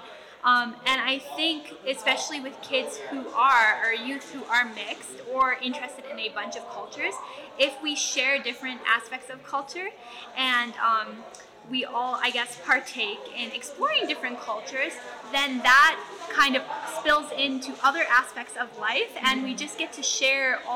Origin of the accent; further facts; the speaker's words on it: Winnipeg, Manitoba, Canada; My family is from Ebb and Flow First Nation, but I was born in Winnipeg